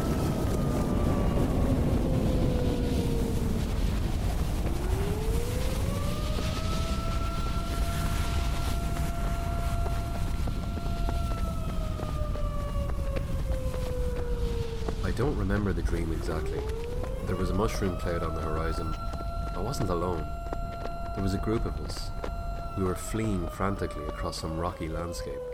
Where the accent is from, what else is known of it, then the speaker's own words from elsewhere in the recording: Ireland; I am Irish. And when I was growing up, my cousin used to tell me stories about the banshee